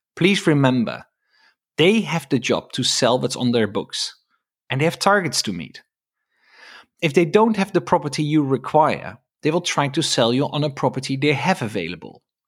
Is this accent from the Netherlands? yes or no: yes; Netherlands; now in United Kingdom; I'm from the Netherlands